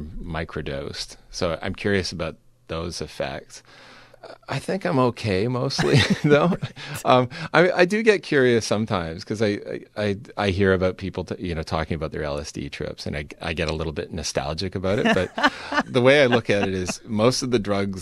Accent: Vancouver, British Columbia, Canada; my hometown of Vancouver, where I produced the show

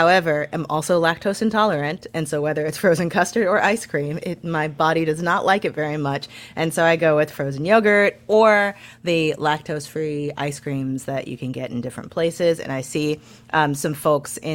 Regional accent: St. Louis, Missouri, United States; I'm from St. Louis

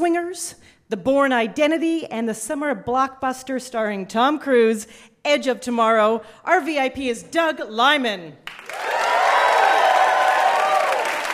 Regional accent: Canada; Canadian like me

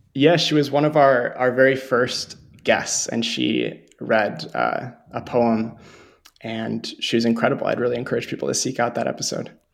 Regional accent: Montevideo, Minnesota, United States; growing up in Montevideo, Minnesota.

